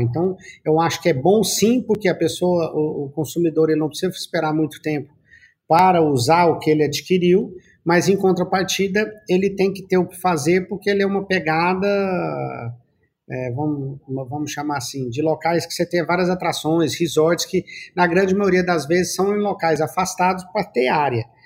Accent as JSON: {"language": "Portuguese", "region": "Goiás", "country": "Brazil", "said": "nós já somos de Goiás."}